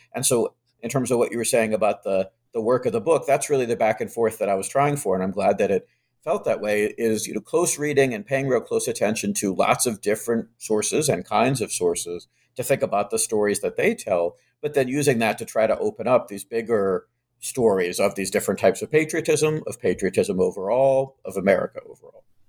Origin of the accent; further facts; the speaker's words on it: Charlottesville, Virginia, United States; now in Massachusetts, United States; I grew up in Charlottesville